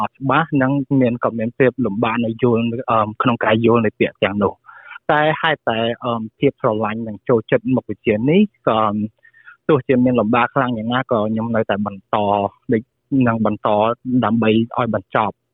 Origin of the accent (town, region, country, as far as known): Cambodia; moved away as an adult; now in Australia